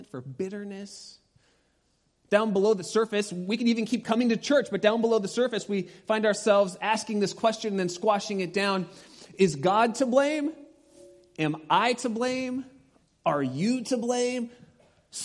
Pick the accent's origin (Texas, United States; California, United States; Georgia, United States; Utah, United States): California, United States; Pasadena; moved away; I grew up in Pasadena